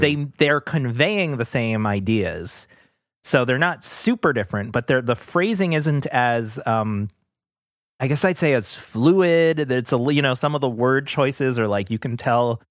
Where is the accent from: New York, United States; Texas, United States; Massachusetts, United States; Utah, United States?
New York, United States; New York City; When we were growing up, so we're, we're from Queens